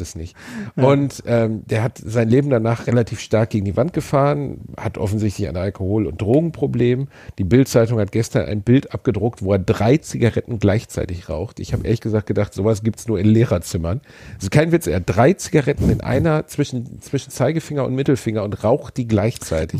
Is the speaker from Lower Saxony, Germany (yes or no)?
no; Gelsenkirchen, North Rhine-Westphalia, Germany; meiner Heimatstadt